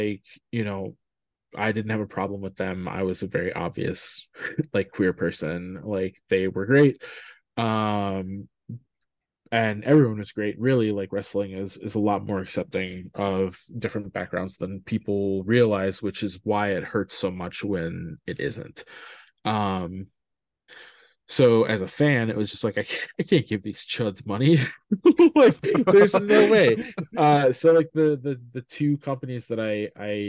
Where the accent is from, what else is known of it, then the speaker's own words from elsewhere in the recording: Midwest, United States; I'm from the Midwest